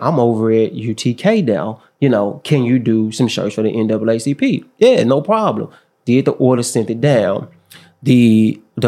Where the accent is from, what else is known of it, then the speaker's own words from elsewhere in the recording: Memphis, Tennessee, United States; I grew up in the Mound